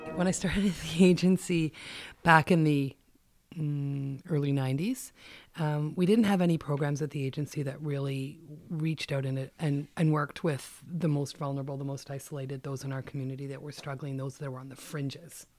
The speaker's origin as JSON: {"language": "English", "town": "Ottawa", "region": "Ontario", "country": "Canada", "tie": "born or raised there", "said": "I grew up in Ottawa"}